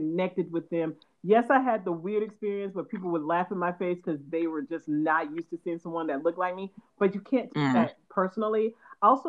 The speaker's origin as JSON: {"language": "English", "region": "the South", "country": "United States", "said": "I'm from the South"}